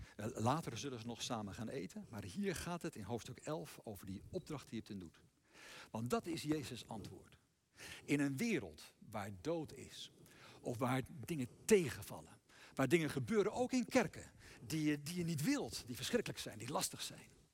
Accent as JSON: {"language": "Dutch", "country": "Netherlands", "said": "wij zelf als Nederlanders"}